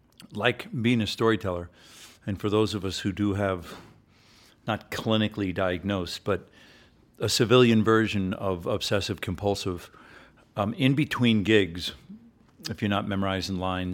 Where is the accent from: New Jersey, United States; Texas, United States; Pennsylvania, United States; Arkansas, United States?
New Jersey, United States; Short Hills; also born or lived in New York City; I grew up first in New York City, and then we moved up and down the Eastern Seaboard, and then Dad finally settled in Short Hills, New Jersey, which is this beautiful suburb of New York.